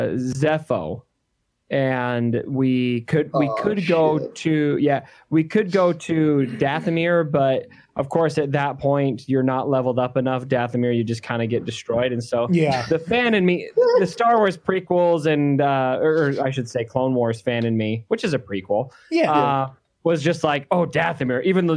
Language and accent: English; Arizona, United States; we're both from Arizona.